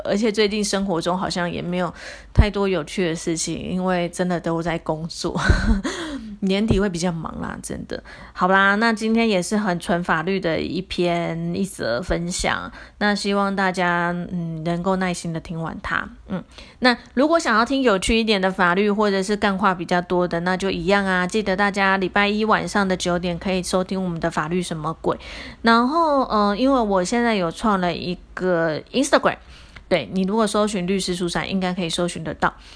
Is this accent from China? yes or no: no; Taiwan; 我们中国人、台湾人，哎，反正就是历历历史以来一直的一个孝道的概念嘛